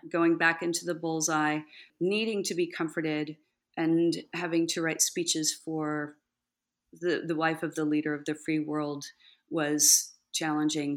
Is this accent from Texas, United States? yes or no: yes; Texas, United States; born or raised there; also born or lived in California